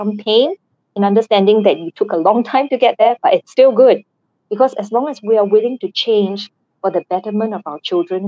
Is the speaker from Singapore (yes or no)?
yes; Singapore; I am Singaporean